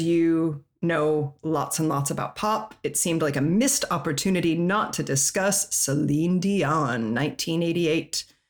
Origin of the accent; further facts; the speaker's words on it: Colorado, United States; moved away; also born or lived in Europe; I'm from Colorado.